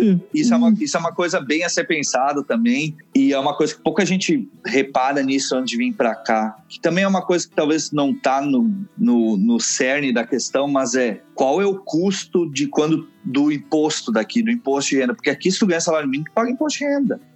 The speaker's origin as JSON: {"language": "Portuguese", "region": "Rio Grande do Sul", "country": "Brazil", "moved": "as an adult", "lives_now": "Canada", "said": "eu sou gaúcho"}